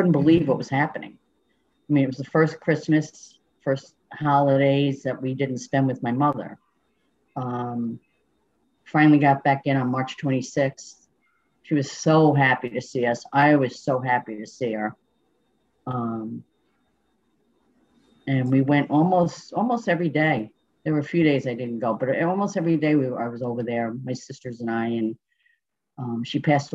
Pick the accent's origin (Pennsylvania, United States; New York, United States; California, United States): New York, United States; Schenectady; I'm from Schenectady, New York, which is upstate New York